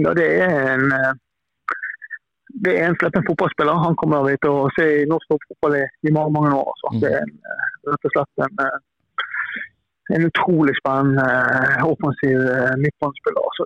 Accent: Bergen, Vestland, Norway; Jeg er jo her fra Bergen

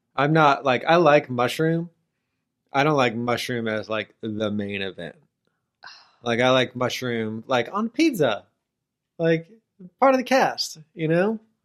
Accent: United States; me, as an American

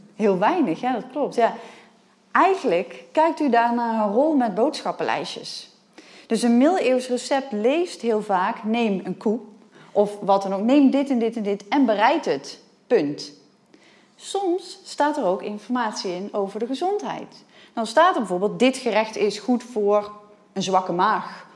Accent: Nijmegen, Gelderland, Netherlands; ik kom uit Nijmegen

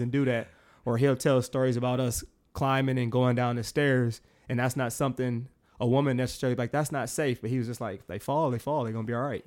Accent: Milwaukee, Wisconsin, United States; born and raised in Milwaukee, Wisconsin.

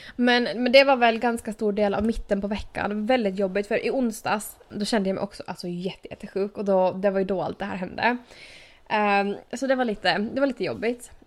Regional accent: Åland Islands; moved away as an adult; also born or lived in Turku; now in United States; jag flyttade från Åland

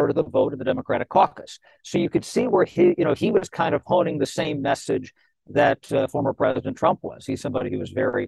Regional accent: Ohio, United States; I'm from Ohio.

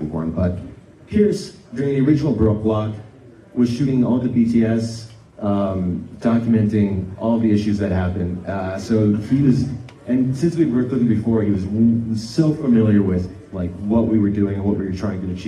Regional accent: Northern Ontario, Canada; the area of Northern Ontario that I grew up

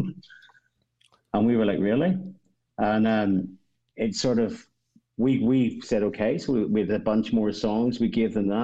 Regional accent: Northern Ireland, United Kingdom; we're a band from Northern Ireland

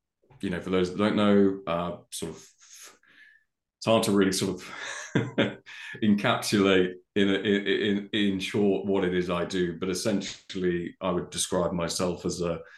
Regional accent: the Cotswolds, South West England, United Kingdom; living and growing up in the Cotswolds

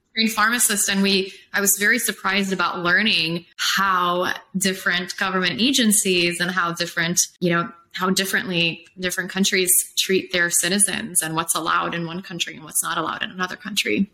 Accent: Poland; also born or lived in Chicago, United States / Los Angeles, United States / Phoenix, United States / Colorado, United States; now in Austin, United States; I'm from Poland originally, and then I came to Chicago, which is like Poland 2.0

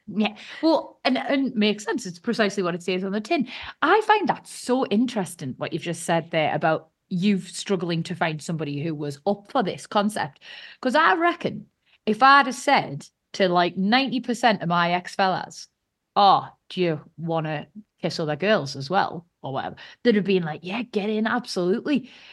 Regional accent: United Kingdom; as a Brit

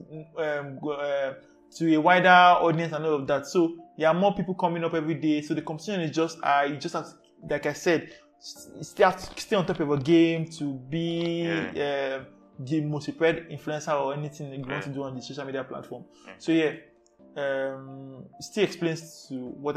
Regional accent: Lagos, Nigeria; I was born and brought up in Ajegunle

